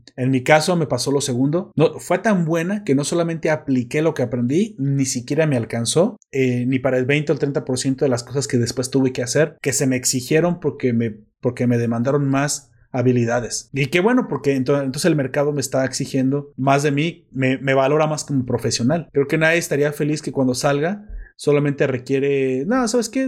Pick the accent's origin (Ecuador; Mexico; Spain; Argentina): Mexico; como soy mexicano